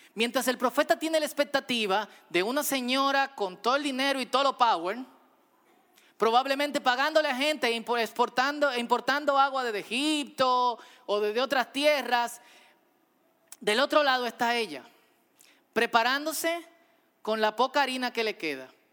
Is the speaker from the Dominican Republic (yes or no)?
yes; Dominican Republic; como dominicanos